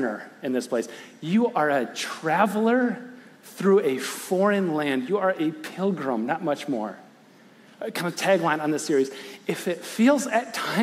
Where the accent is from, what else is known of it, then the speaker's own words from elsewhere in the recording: West Michigan, United States; I'm from West Michigan. I was born in West Michigan, raised in West Michigan, do ministry in West Michigan